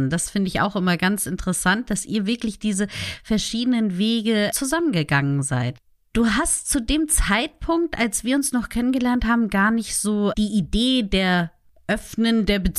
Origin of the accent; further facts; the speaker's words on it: Hamburg, Germany; Genau, ich bin waschechte Hamburgerin.